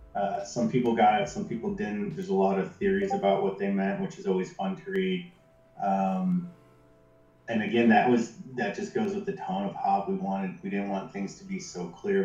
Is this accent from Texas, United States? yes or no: no; Jackson, Michigan, United States; my hometown, Jackson, Michigan